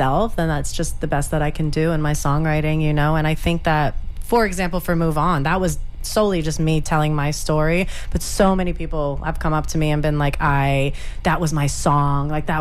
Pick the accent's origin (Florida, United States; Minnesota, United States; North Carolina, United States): Florida, United States; Lutz; moved away as an adult; also born or lived in New York; I'm born and raised in Lutz, Florida